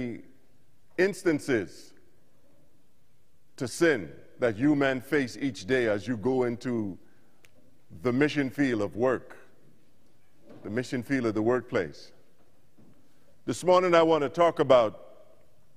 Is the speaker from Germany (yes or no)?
no; Bahamas; moved away; I'm from the Bahamas originally and moved away in early 90s